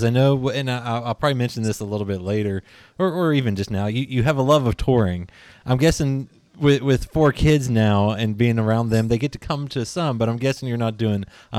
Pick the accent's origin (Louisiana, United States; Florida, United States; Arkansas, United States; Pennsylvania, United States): Pennsylvania, United States; just outside of Pittsburgh; now in Kentucky, United States; I'm living in Kentucky now, but I grew up just outside of Pittsburgh